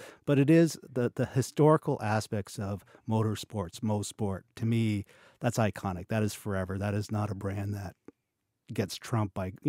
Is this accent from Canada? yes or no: yes; Quebec, Canada; I'm from Quebec and I didn't even know that.